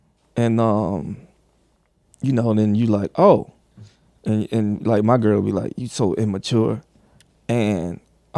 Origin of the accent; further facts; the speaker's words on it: Clarkston, Georgia, United States; Well, I grew up in Clarkston, like part of Atlanta, Georgia.